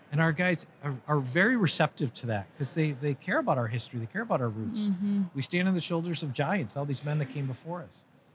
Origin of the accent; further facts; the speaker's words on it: Connecticut, United States; I'm from Connecticut, and I just wanted to create something where my family could be around other Catholic families.